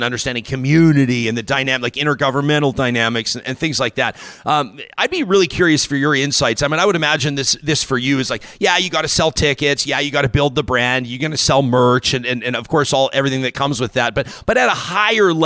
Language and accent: English; Calgary, Alberta, Canada; I grew up in Calgary